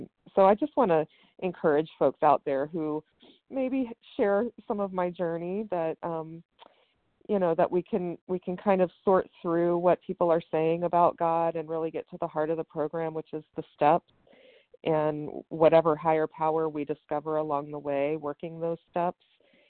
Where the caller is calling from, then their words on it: West Virginia, United States; I'm calling from West Virginia.